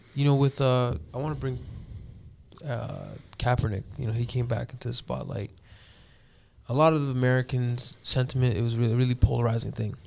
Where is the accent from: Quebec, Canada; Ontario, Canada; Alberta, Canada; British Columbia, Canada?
Ontario, Canada; Toronto; moved away; I grew up in Toronto, so there was always pockets of communities.